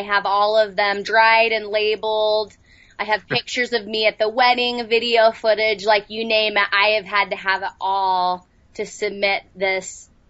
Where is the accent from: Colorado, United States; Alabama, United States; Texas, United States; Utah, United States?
Utah, United States; Salt Lake City; I was. Yep, Salt Lake.